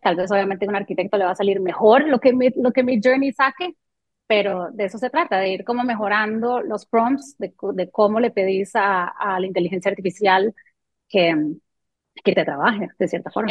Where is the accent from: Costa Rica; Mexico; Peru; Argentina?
Costa Rica; first language French; Spanish is a second language; also born or lived in Canada / Colombia; yo llegué a Costa Rica cuando tenía tres años, no hablaba español solo hablaba francés. Y em, mi padre muere cuando yo tengo 13 años y este, entonces me, crió mi, mamá aquí en Costa Rica